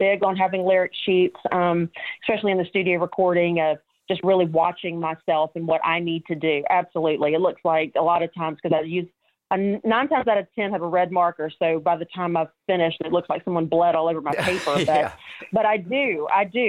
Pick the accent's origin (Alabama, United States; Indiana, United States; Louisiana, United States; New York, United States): Alabama, United States; Mobile; here in my hometown